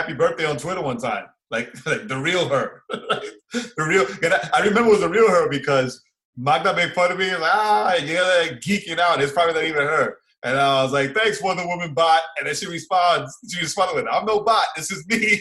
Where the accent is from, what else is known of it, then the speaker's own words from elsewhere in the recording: New York City, New York, United States; my hometown